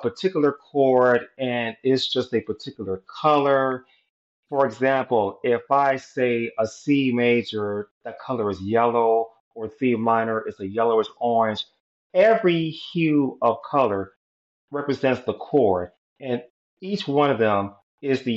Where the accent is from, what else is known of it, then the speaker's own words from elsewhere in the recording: Chicago, Illinois, United States; I was born in Chicago, Illinois